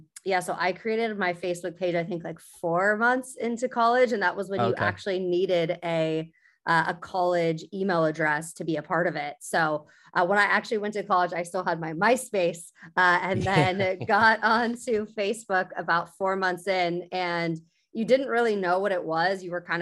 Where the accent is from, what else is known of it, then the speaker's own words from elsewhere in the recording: Sacramento, California, United States; No, I'm actually from Sacramento. So I'm born and raised in Northern California.